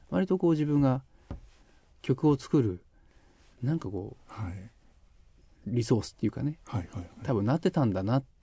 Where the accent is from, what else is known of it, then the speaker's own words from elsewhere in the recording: Yamanashi, Japan; moved away as an adult; 自分がこう生まれ育った山梨かなっていうのがあって。はいはいえー18高校卒業までなんですけど